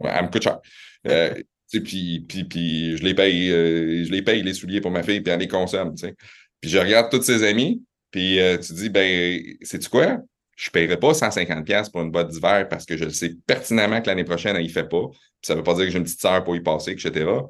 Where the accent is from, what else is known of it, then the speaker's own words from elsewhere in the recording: Quebec City, Quebec, Canada; also born or lived in Laval / Montreal; je suis né à Laval, euh, mes parents viennent de Montréal, ça a déménagé à Québec, j'avais trois ans